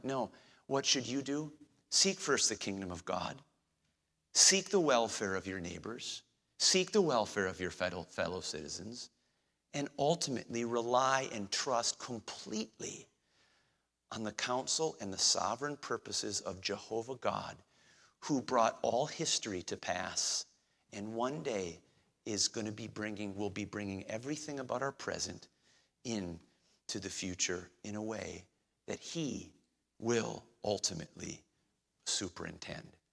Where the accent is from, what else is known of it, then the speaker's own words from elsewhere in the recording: United States; our situation as 21st century Americans